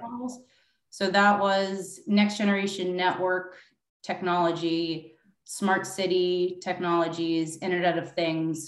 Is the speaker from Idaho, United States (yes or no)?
no; New York, United States; my hometown of New York